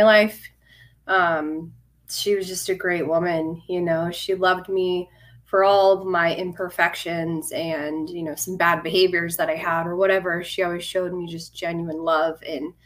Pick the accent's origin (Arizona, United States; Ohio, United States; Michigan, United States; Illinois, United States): Arizona, United States; Phoenix; I was born in Phoenix, Arizona. I've been out here. I'm still in Arizona my whole life.